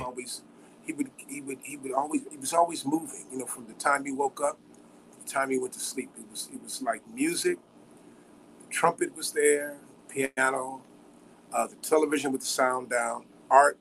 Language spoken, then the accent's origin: English; Chicago, Illinois, United States; Growing up in Chicago